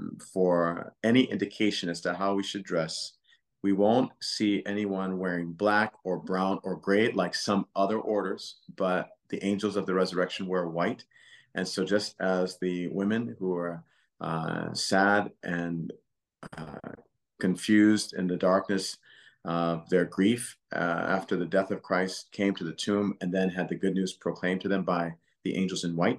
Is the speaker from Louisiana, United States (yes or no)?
yes; Louisiana, United States; and three are from Texas, and I'm from Louisiana.